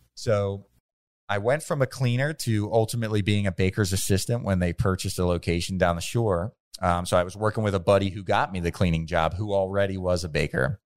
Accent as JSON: {"language": "English", "town": "Bensalem", "region": "Pennsylvania", "country": "United States", "tie": "born or raised there", "said": "I grew up in Ben's Town. Um, since I was six years old, I lived in Ben Salem"}